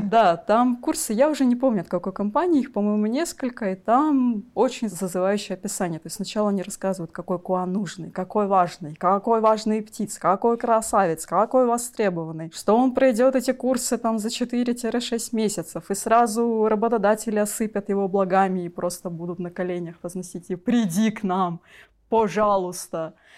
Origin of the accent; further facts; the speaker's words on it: Magadan, Magadan Oblast, Russia; moved away; also born or lived in Krasnodar / Saint Petersburg; я родилась в Магадане, но долго-долго перебиралась